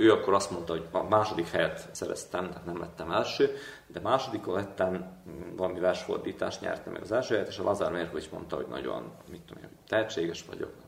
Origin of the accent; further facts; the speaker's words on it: Senta, Vojvodina, Serbia; now in Belgrade, Serbia; Zentában, mert ugye ott születtem